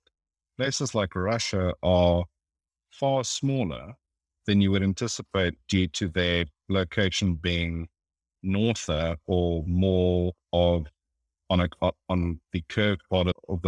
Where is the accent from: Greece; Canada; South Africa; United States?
South Africa; I'm South African